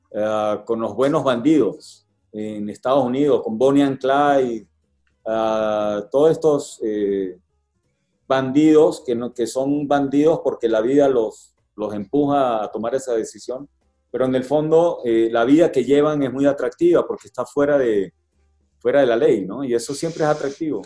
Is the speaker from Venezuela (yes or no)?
yes; Venezuela; now in Mexico; siendo venezolano